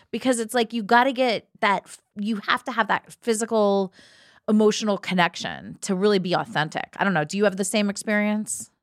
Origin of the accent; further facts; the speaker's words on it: Ohio, United States; also born or lived in New York City; now in Los Angeles, United States; I grew up in Ohio